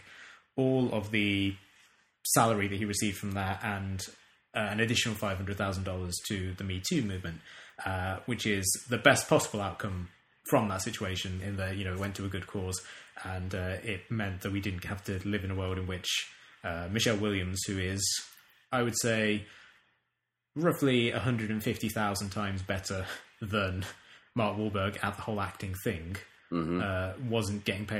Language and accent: English; England, United Kingdom; I am English and I understand the language